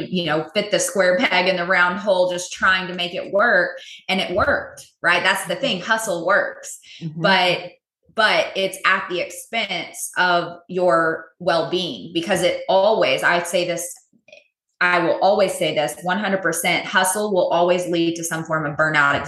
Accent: Texas, United States; also born or lived in California; I'm native Texan, born and raised, lived here most of my life.

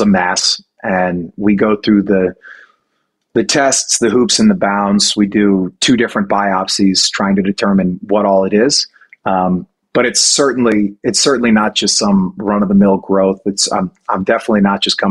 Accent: New Orleans, Louisiana, United States; my hometown of New Orleans

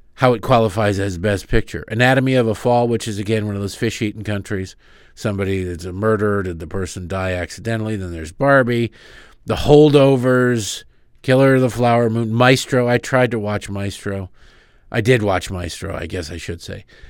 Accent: Michigan, United States; I grew up in Michigan

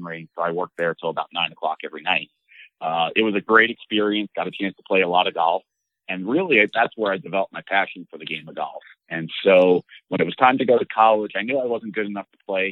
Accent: Long Island, New York, United States; now in Central Florida, United States; I grew up in New York on Long Island

